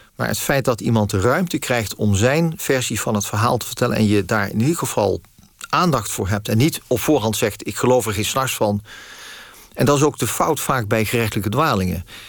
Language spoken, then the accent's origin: Dutch; Netherlands; ik ben in Nederland geboren